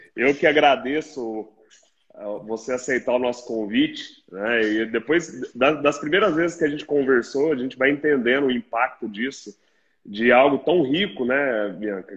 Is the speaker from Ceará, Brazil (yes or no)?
no; Minas Gerais, Brazil; nós que somos mineiros